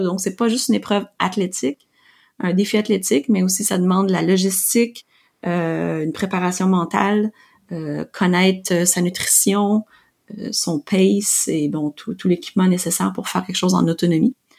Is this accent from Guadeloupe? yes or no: no; Quebec, Canada; je suis québécoise, purlaine, canadienne